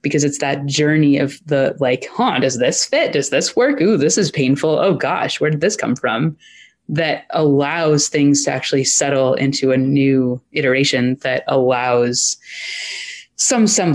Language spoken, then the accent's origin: English; Maine, United States; I grew up in Maine